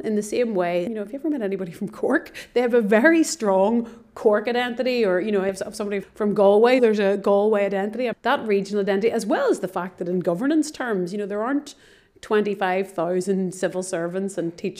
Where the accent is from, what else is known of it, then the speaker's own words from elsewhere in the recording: Northern Ireland, United Kingdom; I'm Irish and Northern Irish